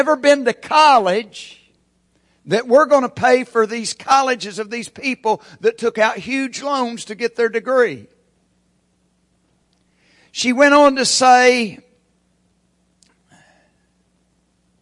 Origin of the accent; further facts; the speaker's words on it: Locust, United States; moved away; since I grew up in Locust.